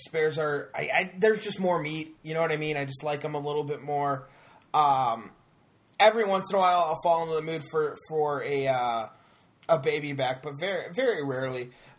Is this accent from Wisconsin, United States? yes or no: no; Kansas City, Missouri, United States; But I'm from Kansas City, so you're all good, wrong.